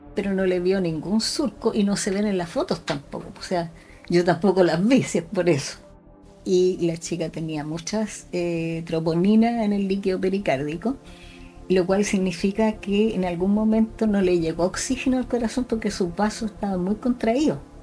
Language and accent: Spanish; Concepción, Biobío, Chile; nací en Concepción, estudié medicina en la Universidad de Concepción